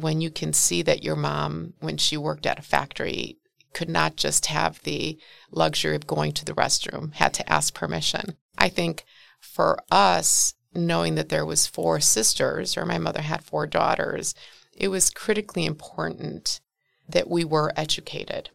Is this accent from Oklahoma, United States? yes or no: no; Milwaukee, Wisconsin, United States; born or raised there